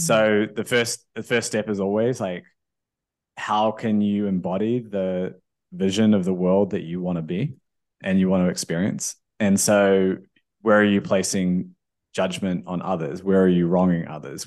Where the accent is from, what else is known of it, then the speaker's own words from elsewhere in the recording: New Zealand; I, I grew up in New Zealand.